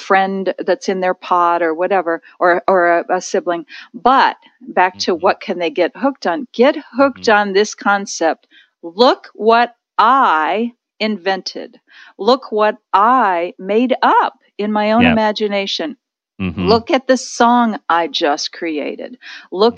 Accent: near Lake Erie, Ohio, United States; in Ohio, where I grew up near Lake Erie

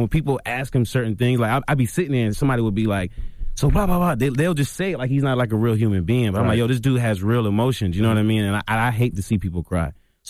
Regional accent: Jacksonville, Florida, United States; also born or lived in Charleston, South Carolina; I was born in Charleston, South Carolina, and then I moved to Jacksonville.

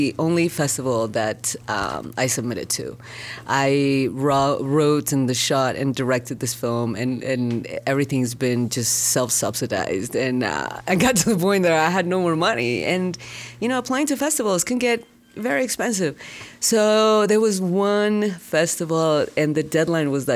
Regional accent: Harar, Harari, Ethiopia; moved away; I'm Ethiopian-Mexican. But I grew up in Ethiopia

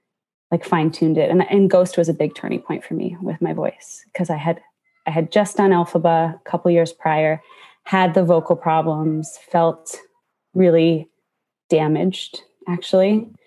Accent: just outside of Toronto, Ontario, Canada; moved away; I grew up just outside of Toronto

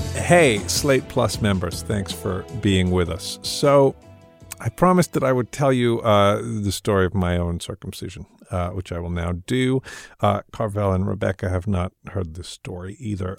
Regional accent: London, United Kingdom; I was born in London, England

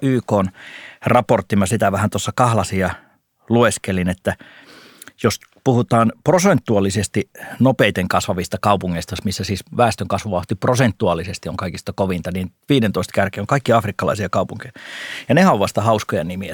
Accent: North Karelia, Finland; moved away as an adult; now in Helsinki, Finland; Mä oon tällainen pohjoiskarjalainen vilkas pikku nisäkäs, joka sitten siellä oli maaseudulla. Sieltähän mä oon kotoisin

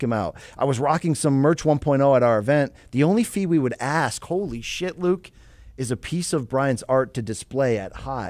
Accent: Canada; I bet you he's French Canadian like me.

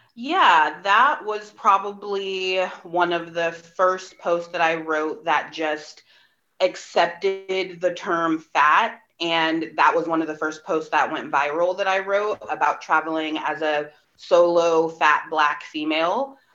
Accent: Bay Area, California, United States; my hometown

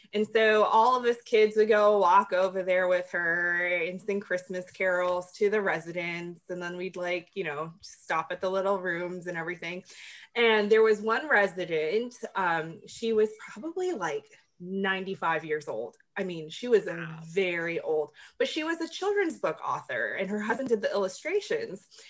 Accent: the South, United States; being from the South and having different tradition, you know, traditions because I'm Filipino

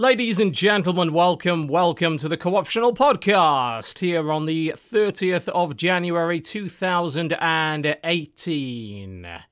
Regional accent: United Kingdom; I'm British

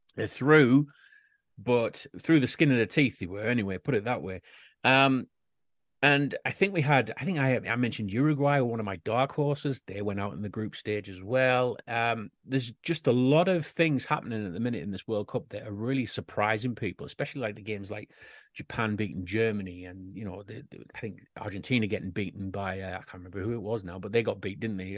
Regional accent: United Kingdom; We, us Brits

